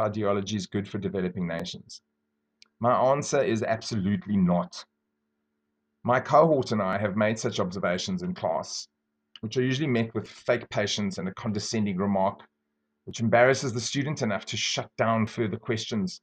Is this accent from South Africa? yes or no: yes; South Africa; I grew up very poor in South Africa